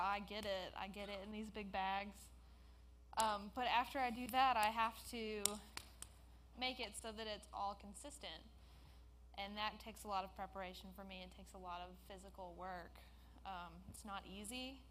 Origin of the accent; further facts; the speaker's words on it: Jackson, Mississippi, United States; I was born and raised in Jackson